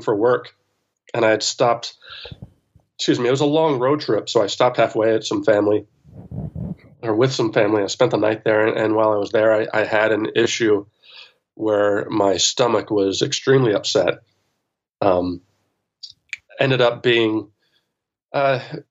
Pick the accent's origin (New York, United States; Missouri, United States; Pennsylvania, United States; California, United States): Pennsylvania, United States; suburbs of Philadelphia; born or raised there